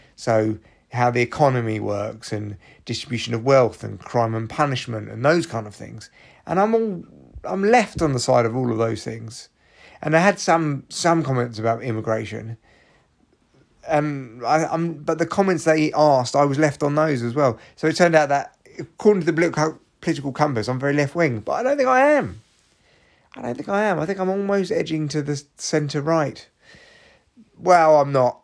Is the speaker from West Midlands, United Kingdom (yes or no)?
no; London, United Kingdom; I was from London